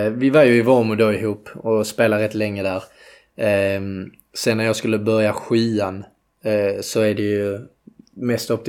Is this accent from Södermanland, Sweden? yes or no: no; Landskrona, Skåne, Sweden; Eh, ja, det är ute i Borsthusen.